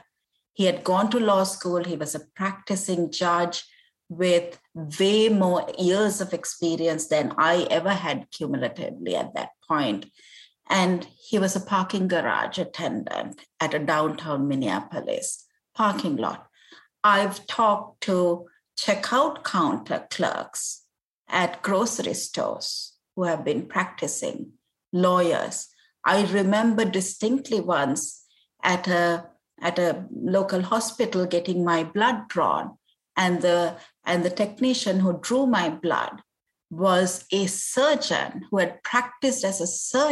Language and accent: English; Sri Lanka; moved away as an adult; also born or lived in Cambridge, England; now in United States; I had gone to law school in my home country, Sri Lanka